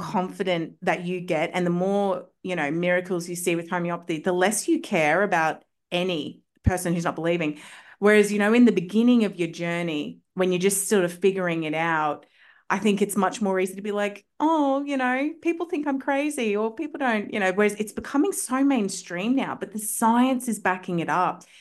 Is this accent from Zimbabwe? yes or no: no; Australia; I'm from Australia